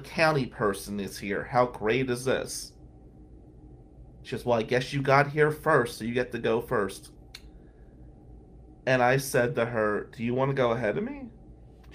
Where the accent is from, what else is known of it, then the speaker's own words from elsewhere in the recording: New Jersey, United States; now in Ann Arbor, United States; I said, "New Jersey."